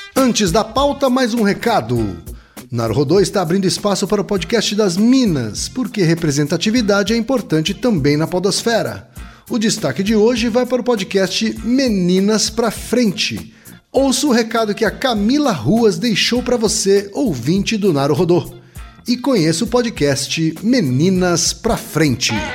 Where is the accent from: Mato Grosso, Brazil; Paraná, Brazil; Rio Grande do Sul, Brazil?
Paraná, Brazil; near Maringá, northern; Lá perto da minha terra